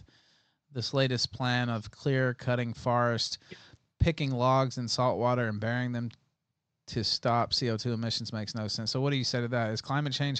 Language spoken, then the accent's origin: English; Memphis, Tennessee, United States; I'm from Memphis.